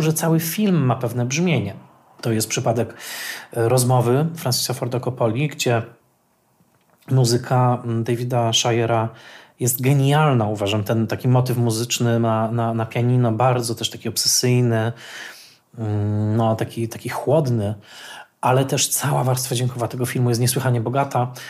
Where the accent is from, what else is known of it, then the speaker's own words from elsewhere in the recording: Tarnowskie Góry, Silesian Voivodeship, Poland; Ja dorastałem w Tarnowskich Górach na Śląsku